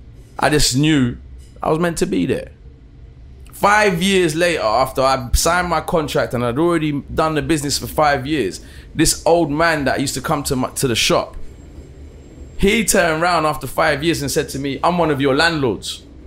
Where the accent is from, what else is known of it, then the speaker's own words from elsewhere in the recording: Brixton, London, United Kingdom; I told him I was from Brixton.